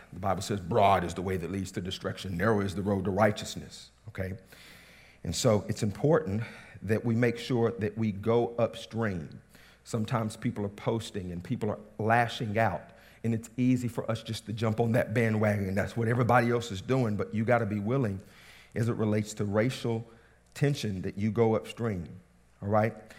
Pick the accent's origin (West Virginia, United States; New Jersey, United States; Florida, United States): West Virginia, United States; Southern; I come from Southern West Virginia. That's where I grew up